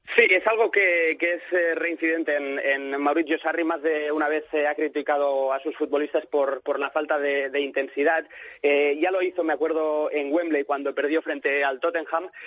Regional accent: Barcelona, Catalonia, Spain; now in Manchester, United Kingdom; soy de Barcelona

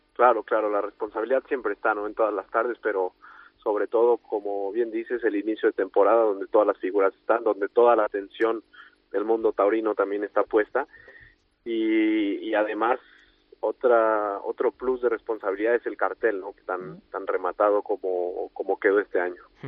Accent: Mexico; Toreando en, en mi país y, y también en Colombia

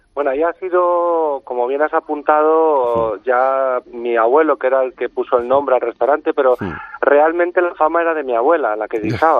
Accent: Humanes de Madrid, Community of Madrid, Spain; en Humanes que era un pueblo bueno pues es un pueblo al sur de Madrid que le tengo mucho cariño que es mi pueblo

